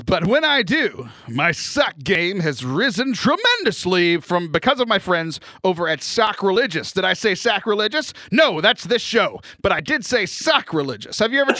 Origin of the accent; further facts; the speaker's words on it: Louisiana, United States; I'm full-blooded Cajun, and so we came from French Canada, so leave me alone.